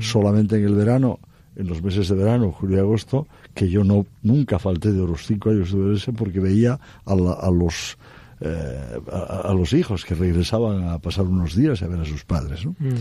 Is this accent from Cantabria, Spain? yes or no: yes; Cantabria, Spain; moved away as an adult; also born or lived in Oviedo; now in Madrid, Spain; desde la bien aparecida en esa vocación de mi tierra